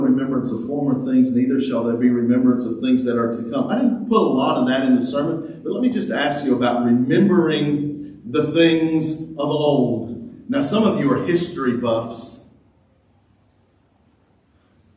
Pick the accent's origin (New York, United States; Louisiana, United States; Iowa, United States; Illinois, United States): Louisiana, United States; now in Texas, United States; I grew up in Louisiana where we had big rivers. Here, when we moved to Texas